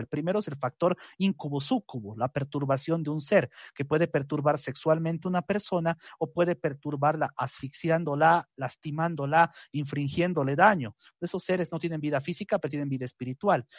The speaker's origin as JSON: {"language": "Spanish", "country": "Bolivia", "said": "lo que conocemos en mi país como la Pachamama"}